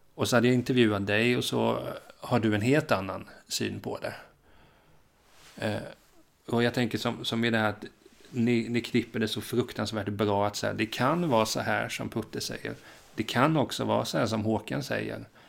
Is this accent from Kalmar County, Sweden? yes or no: yes; Hultsfred, Kalmar County, Sweden; jag är ju från Hultsfred